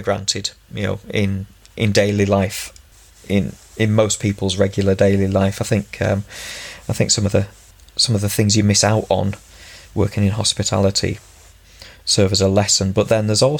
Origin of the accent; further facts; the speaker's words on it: Ulverston, North West England, United Kingdom; also born or lived in Finland / China / Czech Republic; I grew up in Ulverston. I've lived all around Cumbria